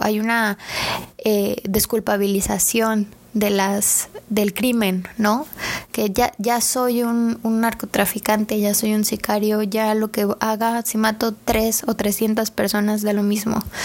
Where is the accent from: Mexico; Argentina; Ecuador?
Mexico; vemos en nuestro día a día como mexicanos